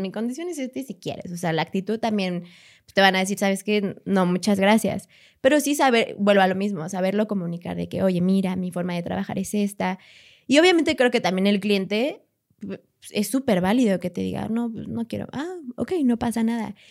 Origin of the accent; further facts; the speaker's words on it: Querétaro, Mexico; moved away as an adult; also born or lived in Guanajuato; now in Mexico City, Mexico; soy de, soy de aquí, de Ciudad de México, eh, llegué a vivir a Querétaro a los tres años, casi cuatro. Y a los 19 años fue que me fui a Guanajuato a estudiar